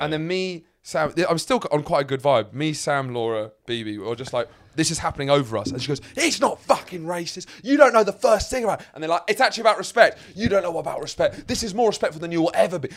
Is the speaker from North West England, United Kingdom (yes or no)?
no; Lewes, South East England, United Kingdom; moved away; my hometown, I come from Lewes